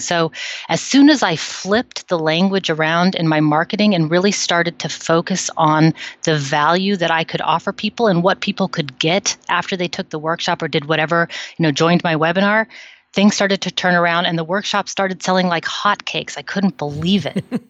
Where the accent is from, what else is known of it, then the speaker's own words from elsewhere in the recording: United States; now in Netherlands; I'm an American living in the Netherlands for a long time now